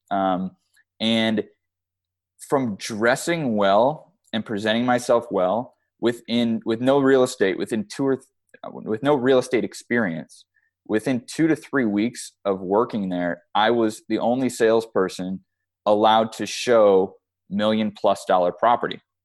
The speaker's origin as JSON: {"language": "English", "town": "Chicago", "region": "Illinois", "country": "United States", "moved": "yes", "lives_now": "Arizona, United States", "said": "I'm from Chicago"}